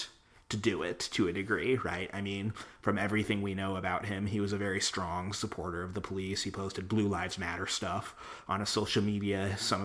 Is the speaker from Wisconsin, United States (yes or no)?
yes; Waukesha County, Wisconsin, United States; my hometown county, right? The Republican Party there, the Waukesha County Republicans